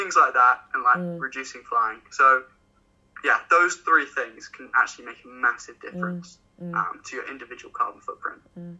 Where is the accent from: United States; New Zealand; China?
China; also born or lived in Hong Kong; So I grew up in China, Hong Kong, so both international.